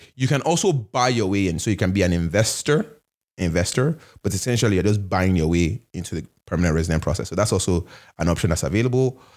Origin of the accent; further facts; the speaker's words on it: Nigeria; also born or lived in Canada; now in United States; I'm Nigerian, I'm Canadian